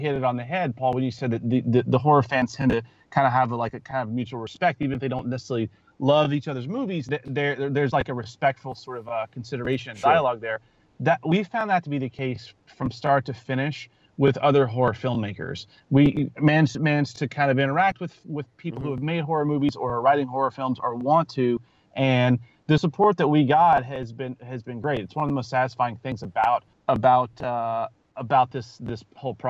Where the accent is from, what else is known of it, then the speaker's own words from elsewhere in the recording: Louisiana, United States; I grew up in Louisiana, and I grew up camping and spending time with friends outdoors